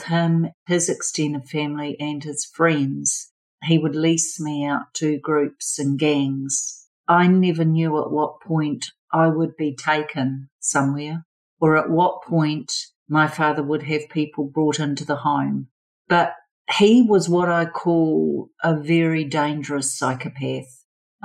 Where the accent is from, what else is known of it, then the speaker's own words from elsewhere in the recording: Auckland, New Zealand; I was born and bred in Auckland, New Zealand, which is one of our biggest cities